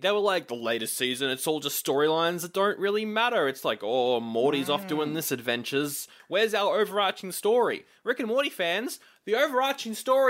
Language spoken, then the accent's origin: English; Canada; Oh, I'm Canadian. You could call me … in a really annoying Canadian accent.